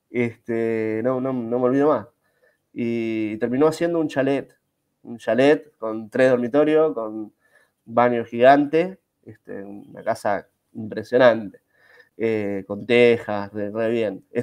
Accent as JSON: {"language": "Spanish", "region": "Buenos Aires", "country": "Argentina", "tie": "born there", "said": "sí, soy argentino, nací en la capital federal, nací en la capital federal, este, en el año 79"}